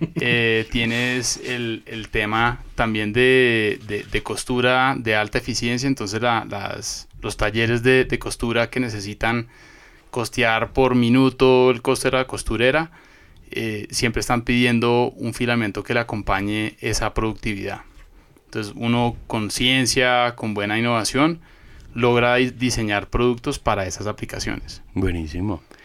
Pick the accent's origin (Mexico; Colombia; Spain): Colombia; moved away as an adult; now in Ecuador; soy colombiano, eh, llevo viviendo acá en Ecuador desde hace ya casi